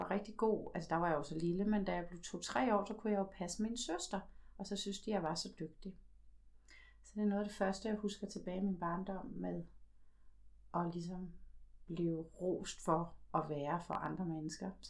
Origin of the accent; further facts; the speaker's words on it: Slagelse, Zealand, Denmark; Så voksede jeg op der i Slagelse